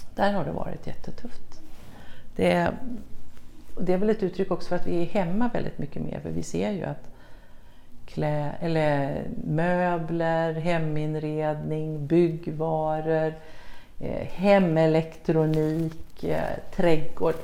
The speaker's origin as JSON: {"language": "Swedish", "country": "Sweden"}